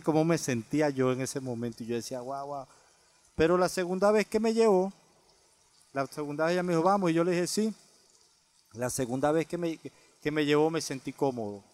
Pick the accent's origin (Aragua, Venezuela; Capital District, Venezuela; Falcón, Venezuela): Aragua, Venezuela; La Victoria; moved away as an adult; now in United States; Yo soy de La Victoria, una ciudad pequeñita que está como a 45 minutos de Caracas, en el estado de Aragua